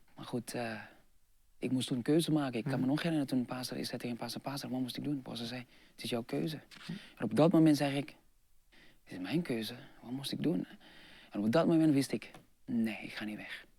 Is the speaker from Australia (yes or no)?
no; Jakarta, Indonesia; Dutch is a second language; moved away; also born or lived in Eindhoven, Netherlands; Ik zei van, nou Jakarta